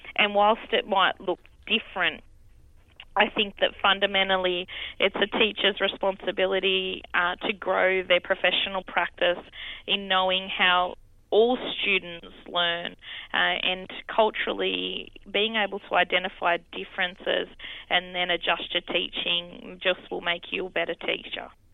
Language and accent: English; Campbelltown, New South Wales, Australia; here uh, is where I've been born and raised